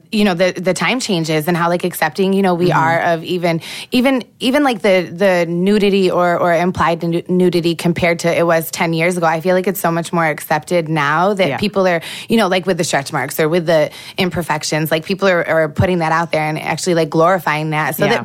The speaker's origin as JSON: {"language": "English", "town": "Rochester", "region": "New York", "country": "United States", "tie": "born or raised there", "said": "I grew up in Rochester, New York, but I went to 16 different schools like throughout my life."}